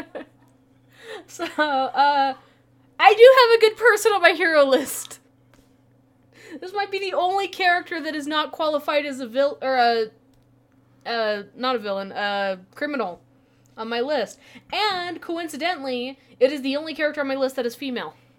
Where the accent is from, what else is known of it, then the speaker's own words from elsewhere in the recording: Utah, United States; growing up in Utah, we kind of lived